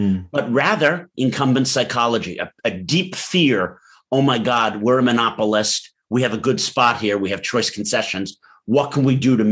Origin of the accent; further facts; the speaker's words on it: Metuchen, New Jersey, United States; also born or lived in Manhattan, New York / Massachusetts; My story is that I'm from Manhattan, and bizarrely, my folks thought when I was 1.5 years old that a child grows better with a lawn, even though they themselves grew better with concrete. And as a result, I went to high school in the boring town of Metuchen, New Jersey, where I am speaking to you from now.